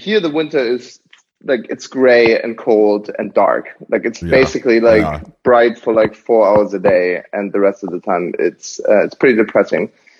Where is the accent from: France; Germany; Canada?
Germany; Munich, Bavaria; now in Berlin, Germany; I grew up in Munich.